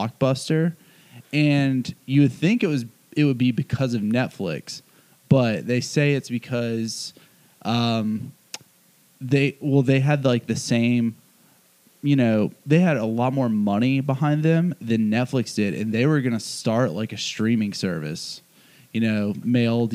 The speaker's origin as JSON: {"language": "English", "town": "Charleston", "region": "South Carolina", "country": "United States", "also_born_or_lived": "Birmingham", "moved": "yes", "said": "I'm from Charleston, South Carolina"}